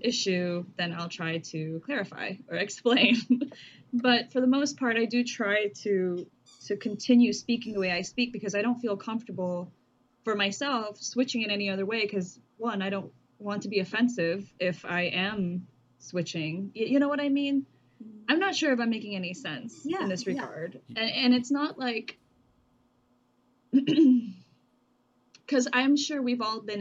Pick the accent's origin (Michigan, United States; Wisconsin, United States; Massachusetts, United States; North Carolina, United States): Michigan, United States; moved away; when I moved to Michigan, I did have a little bit of a different way that I was speaking. Mm. But then growing up in Michigan